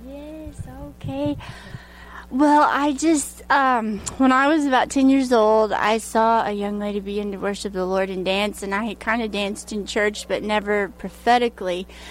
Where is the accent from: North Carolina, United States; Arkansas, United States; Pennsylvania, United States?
Arkansas, United States; Hot Springs; Hot Springs, Arkansas